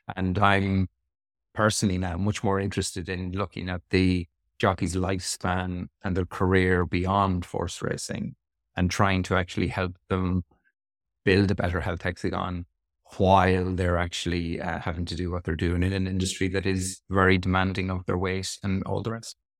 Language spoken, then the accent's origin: English; Sligo, Connacht, Ireland; moved away as an adult; also born or lived in Dublin / Australia; now in Cambridge, United Kingdom; I'm from Sligo in the West of Ireland, uh, beautiful sunny Sligo